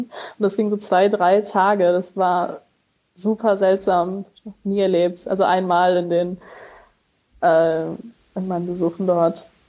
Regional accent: Germany; wir als Deutsche

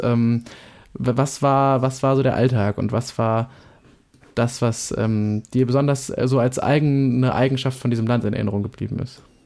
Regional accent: Germany; ich einfach nur Deutsch bin

